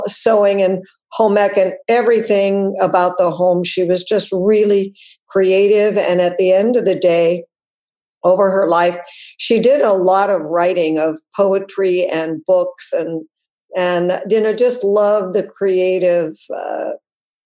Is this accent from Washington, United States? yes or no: no; Wyoming, United States; I grew up mostly in Wyoming